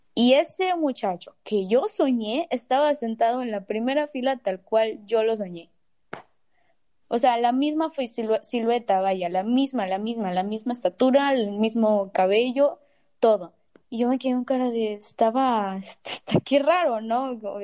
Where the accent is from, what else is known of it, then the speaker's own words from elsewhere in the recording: Mexico; yo soy de Río Viejo